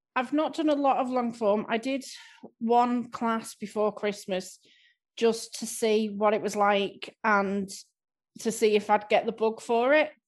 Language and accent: English; Southport, North West England, United Kingdom; I'm from Southport